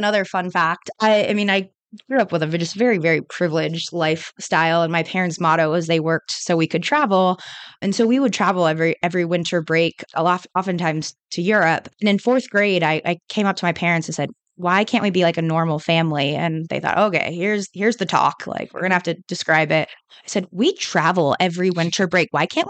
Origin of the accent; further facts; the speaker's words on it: California, United States; I grew up in California, so it was very on the more liberal side, obviously.